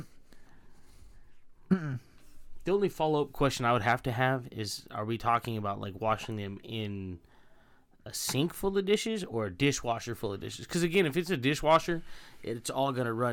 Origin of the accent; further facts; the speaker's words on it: Stockton, California, United States; the house I grew up in Stockton, which was a very Latino area